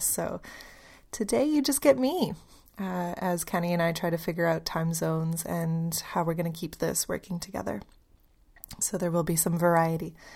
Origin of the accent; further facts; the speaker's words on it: Canada; moved away as an adult; also born or lived in Poland; now in Melbourne, Australia; I'm Polish, but I grew up in Canada.